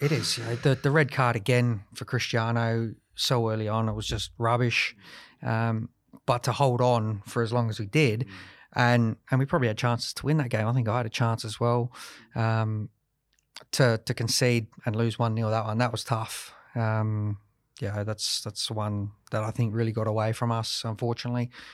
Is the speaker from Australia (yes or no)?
yes; Adelaide, South Australia, Australia; to play for six years for Adelaide United and, and be a captain here as well, um, you know, it was fantastic, you know, in front of my hometown